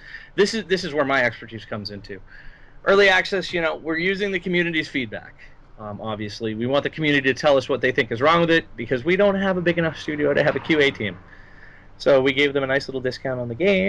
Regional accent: Boston, Massachusetts, United States; I'm a gamer from Boston.

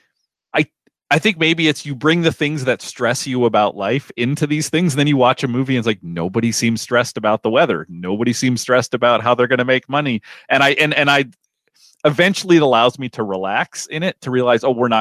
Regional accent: Minnesota, United States; a Minnesotan

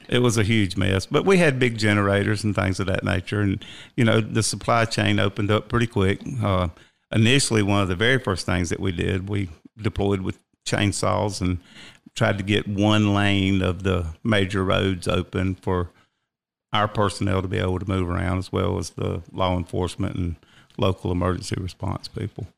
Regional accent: Rock Hill, South Carolina, United States; moved away as an adult; now in Cherokee County, United States; I was born and raised in Rock Hill, South Carolina.

